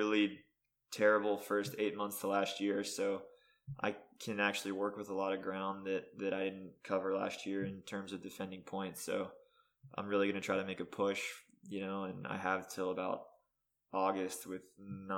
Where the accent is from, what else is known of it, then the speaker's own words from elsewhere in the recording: Pittsburgh, Pennsylvania, United States; also born or lived in Florida; I'm actually from Pittsburgh, not Philly. So I'm on the west side of PA.